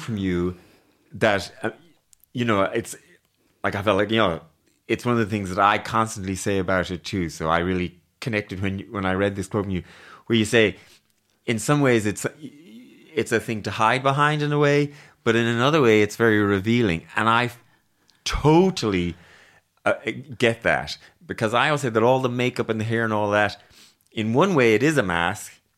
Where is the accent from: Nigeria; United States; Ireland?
Ireland; I'm too Irish, maybe.